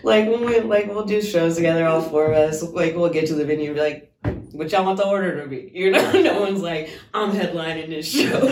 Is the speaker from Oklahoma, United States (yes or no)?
yes; Oklahoma, United States; now in Washington, United States; I'm not from Washington. I'm from Oklahoma